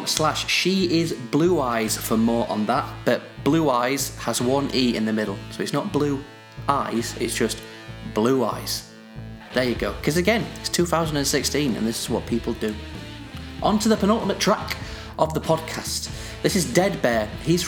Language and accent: English; United Kingdom; accent: northern; I know with my debilitating northern accent, it's going to come across quite funny.